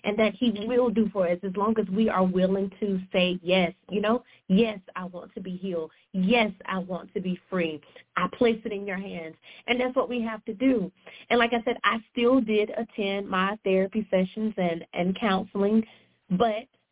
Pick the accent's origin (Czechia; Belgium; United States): United States; South Carolina; I'm from South Carolina. I've been here my entire life